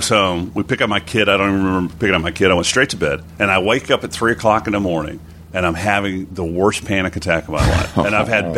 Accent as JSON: {"language": "English", "region": "West Texas", "country": "United States", "tie": "born or raised there", "said": "I grew up in a lower class working family in West Texas of absolute fucking racist rednecks."}